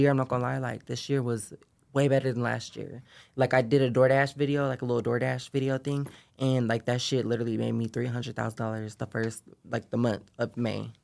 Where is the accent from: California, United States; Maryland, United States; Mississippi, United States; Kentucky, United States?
California, United States; Sacramento; I grew up in, uh, Sacramento, California